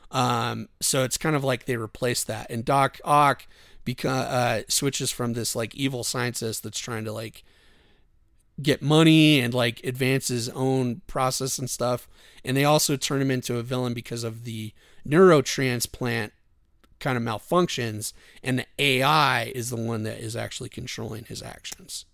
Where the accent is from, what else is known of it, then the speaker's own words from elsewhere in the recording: Wyoming, United States; I grew up in Wyoming